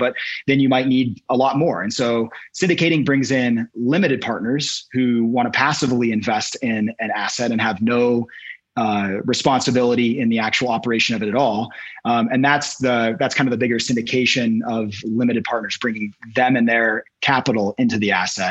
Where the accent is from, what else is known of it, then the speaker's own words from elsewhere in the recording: Washington, United States; moved away as an adult; now in Boulder, United States; we began acquiring small multifamilies in my hometown of Washington, in Washington State.